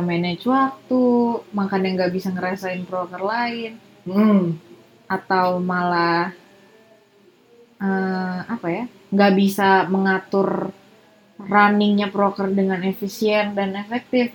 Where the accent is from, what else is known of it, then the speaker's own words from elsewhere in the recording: Serang, Banten, Indonesia; keluarga aku dari Serang dan hmm. besar di Serang